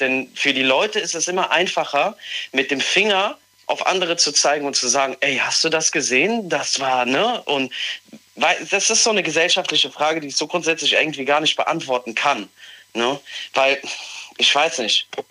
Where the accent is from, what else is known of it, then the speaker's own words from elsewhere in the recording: Mayen, Rhineland-Palatinate, Germany; ich komme aus Mayen